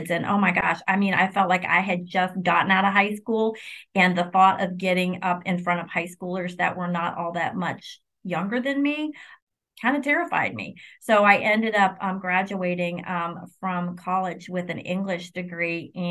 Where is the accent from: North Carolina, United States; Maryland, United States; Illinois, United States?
Illinois, United States; also born or lived in New York / Kentucky; I grew up in, I was born in New York, grew up in Illinois, and then spent 20 years of my legal career in Kentucky.